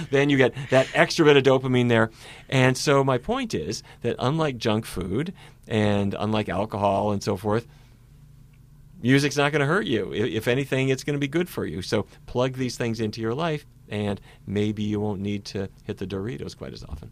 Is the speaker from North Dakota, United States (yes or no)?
yes; Fargo, North Dakota, United States; moved away; when I was a little kid, growing up in Fargo, North Dakota.